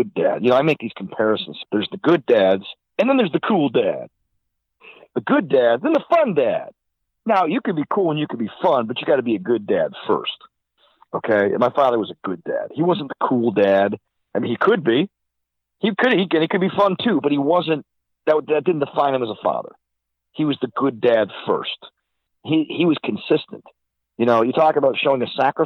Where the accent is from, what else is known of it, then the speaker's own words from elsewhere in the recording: Silver Creek, New York, United States; I was brought up in the First Baptist Church of Silver Creek, New York